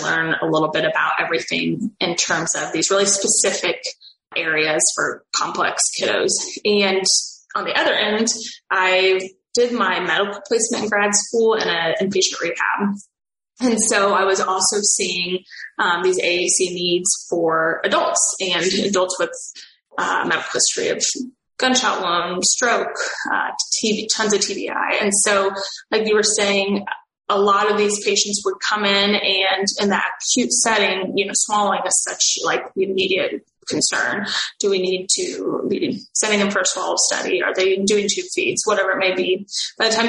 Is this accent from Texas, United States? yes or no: no; Missouri, United States; I'm from Missouri, a very rural state.